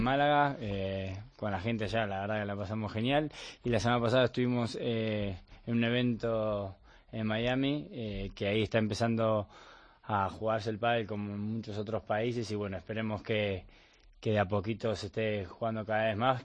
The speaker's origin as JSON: {"language": "Spanish", "town": "Bahía Blanca", "region": "Buenos Aires Province", "country": "Argentina", "moved": "as an adult", "lives_now": "Spain", "said": "yo soy de Bahía Blanca, que a 700 kilómetros de Buenos Aires."}